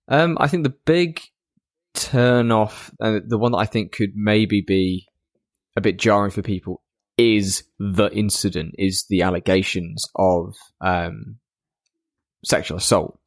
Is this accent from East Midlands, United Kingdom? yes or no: yes; Lincoln, East Midlands, United Kingdom